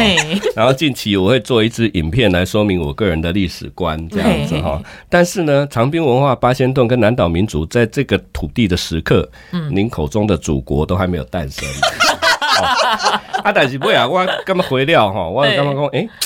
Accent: Yilan, Yilan County, Taiwan; 因为我是宜兰人啊，

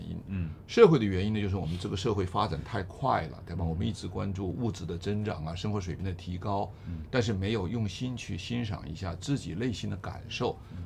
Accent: China; 我们中国人

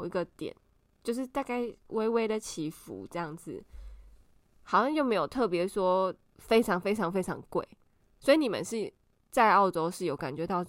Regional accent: Taiwan; 我们台湾人还是很喜欢 complain，

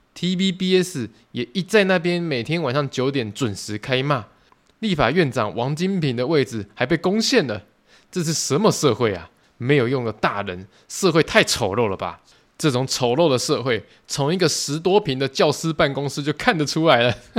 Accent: Tainan, Taiwan; 我本身也是住台南嘛， 我就是土生土长台南人， 啊， 现在在台南工作生活啦， 以后也会在台南养老啦

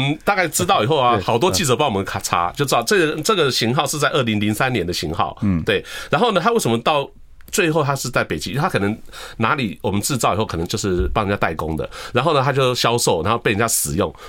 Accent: Taiwan; 我们台湾的，那我是台湾的一份子嘛，对不对？

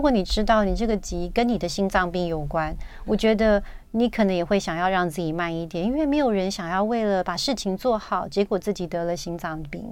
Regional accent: Taiwan; 我们台湾人真的很急

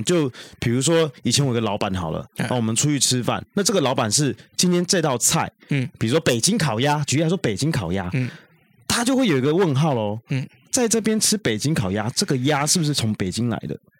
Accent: Taiwan; 我们台湾人并不见得吃的习惯。

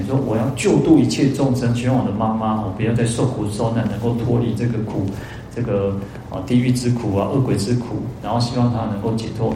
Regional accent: Taiwan; 我们台湾人都都在做神书嘛

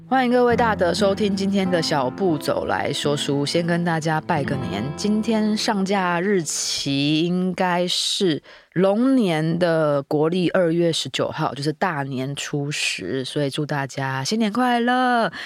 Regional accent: Meinong, Kaohsiung, Taiwan; 我的老家在美农哦，是那种三合院建筑，里面真的就有一个灶神的那种小神龛

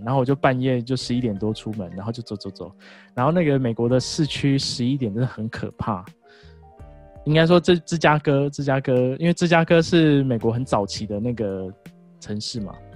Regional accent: Kaohsiung, Taiwan; moved away; also born or lived in Taichung; 我们其实都是同乡，我们来自于高雄

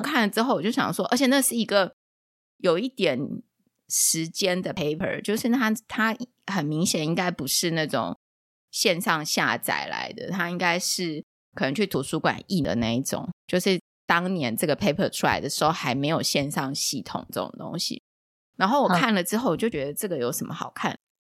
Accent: Taiwan; 我们台湾人

